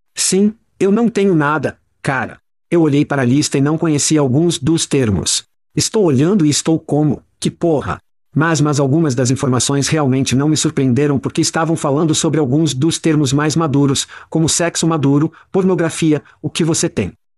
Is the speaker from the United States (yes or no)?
yes; Ohio, United States; nós dois crescemos em Ohio